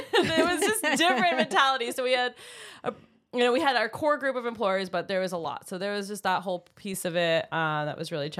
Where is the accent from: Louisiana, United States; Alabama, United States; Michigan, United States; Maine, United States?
Maine, United States; moved away as an adult; So I moved to California fresh out of college. I knew I was from Maine and had to de-thaw from, you know, all the coldness of 22 years.